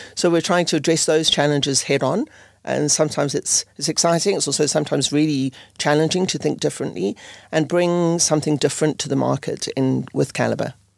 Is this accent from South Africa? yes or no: yes; South Africa; moved away as an adult; also born or lived in United Kingdom / Netherlands; I grew up in South Africa